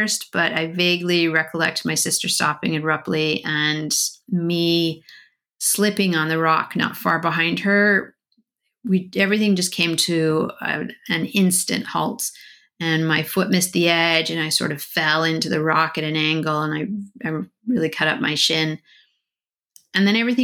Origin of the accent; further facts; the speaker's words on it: Colorado, United States; Growing up in Colorado, snakes were pretty common to see